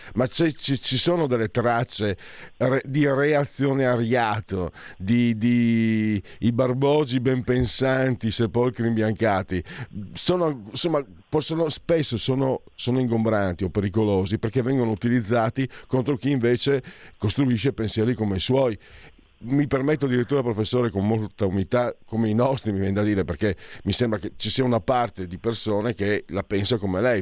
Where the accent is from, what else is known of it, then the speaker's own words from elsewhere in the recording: Italy; also born or lived in Friuli-Venezia Giulia / Veneto; sono mezzo friulano e mezzo vento